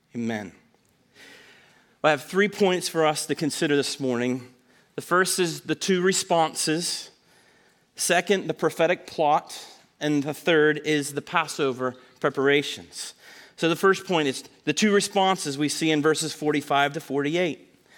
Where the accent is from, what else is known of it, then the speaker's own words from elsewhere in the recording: Snyder County, Pennsylvania, United States; growing up in Snyder County, which is about an hour north and a little west of here